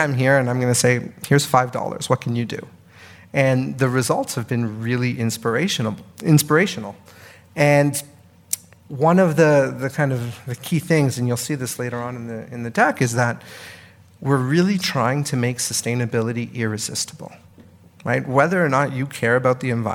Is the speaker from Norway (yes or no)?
no; Canada; moved away as an adult; now in United States; I'm Canadian, but I've lived in the US for 5 years now